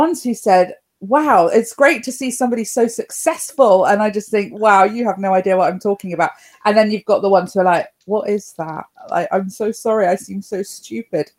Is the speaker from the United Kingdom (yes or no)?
yes; Cornwall, South West England, United Kingdom; now in Plymouth, United Kingdom; Now, I'm from Cornwall. I'm from Down Cornwall originally.